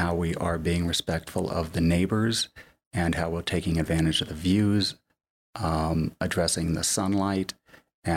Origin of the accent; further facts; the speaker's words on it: Florida, United States; now in Park City, United States; I grew up in Florida.